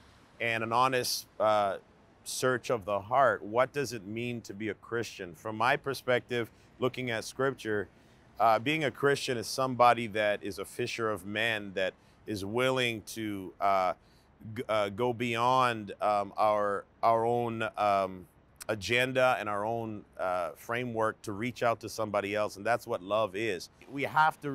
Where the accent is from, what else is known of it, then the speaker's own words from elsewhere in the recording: Canada; being born and raised in Canada